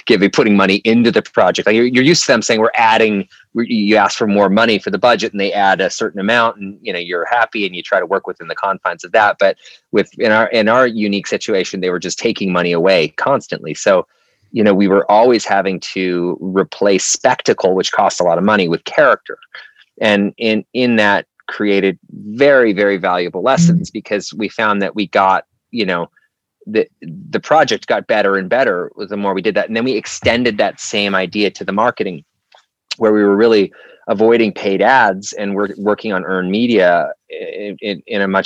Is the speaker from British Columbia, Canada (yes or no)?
yes; Vancouver, British Columbia, Canada; I grew up in Canada, Vancouver, British Columbia specifically